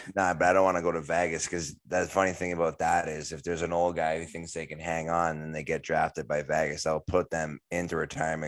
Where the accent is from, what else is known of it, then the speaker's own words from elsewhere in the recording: Canada; growing up in Canada